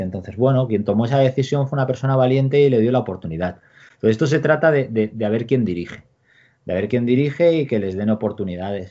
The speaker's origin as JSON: {"language": "Spanish", "country": "Spain", "moved": "as an adult", "lives_now": "China", "said": "el staff somos más gente española"}